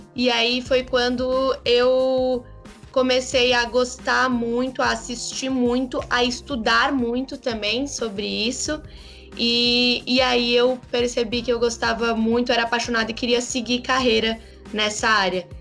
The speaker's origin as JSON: {"language": "Portuguese", "country": "Brazil", "said": "Somos brasileiros"}